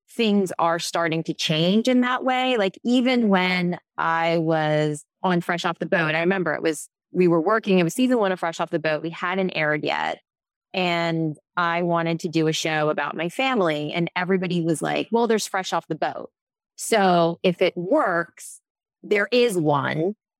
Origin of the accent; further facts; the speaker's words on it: Hawaii, United States; I was born in Hawaii.